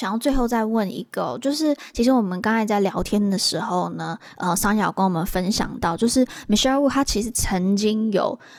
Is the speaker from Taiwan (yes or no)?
yes; Taiwan; 我们台湾人